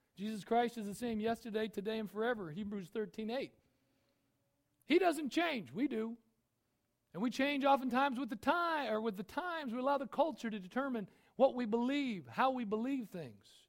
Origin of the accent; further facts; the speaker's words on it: United States; I'm an American